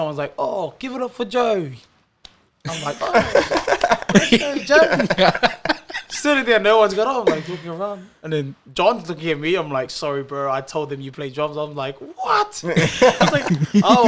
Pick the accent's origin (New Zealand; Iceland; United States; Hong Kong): New Zealand; Auckland; moved away as an adult; now in Brisbane, Australia; I'm from New Zealand, Auckland, South Auckland.